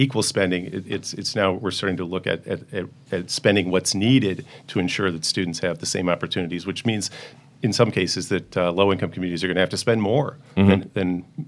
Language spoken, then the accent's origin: English; West Hartford, Connecticut, United States; moved away; I was a West Hartford kid.